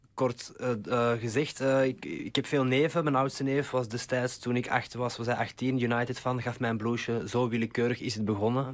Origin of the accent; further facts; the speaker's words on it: Mechelen, Flanders, Belgium; now in Amsterdam, Netherlands; mijn roots liggen in Mechelen.